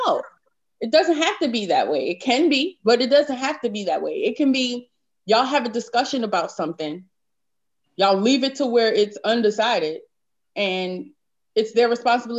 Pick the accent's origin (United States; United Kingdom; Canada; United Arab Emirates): United States; New York City, New York; Growing up in New York City, Harlem